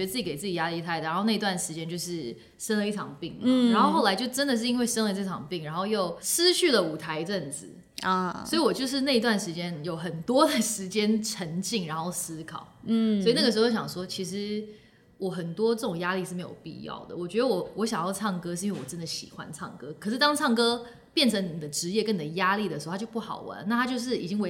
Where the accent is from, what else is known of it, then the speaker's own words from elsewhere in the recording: Hong Kong; moved away; 然后我又是之前在香港长大，大家也知道香港就是速度很快，